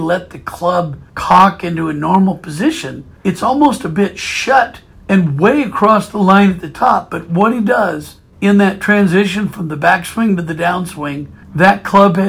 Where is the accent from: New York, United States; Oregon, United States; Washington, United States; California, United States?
Oregon, United States; Portland; moved away as an adult; now in Naples, United States; I'm originally from Portland, Oregon, and I'm a proud University of Oregon Duck. And I love being from the Pacific Northwest